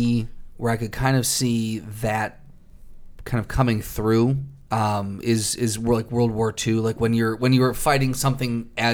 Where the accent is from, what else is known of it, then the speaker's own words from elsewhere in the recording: United States; So when I say I'm from the United States...